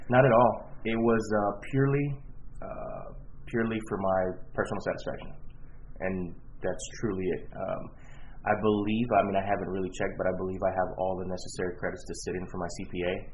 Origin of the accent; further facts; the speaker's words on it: Houston, Texas, United States; Um, well, I'm from Houston, born and raised.